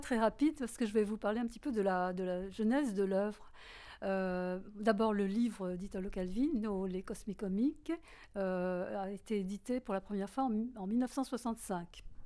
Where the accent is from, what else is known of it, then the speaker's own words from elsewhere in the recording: France; accent: French; mon accent français